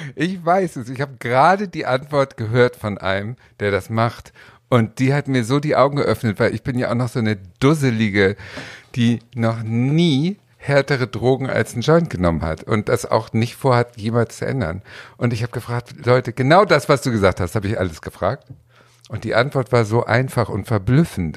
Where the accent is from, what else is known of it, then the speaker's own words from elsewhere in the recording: Hamburg, Germany; now in Berlin, Germany; ich bin in der Stadt groß geworden, in Hamburg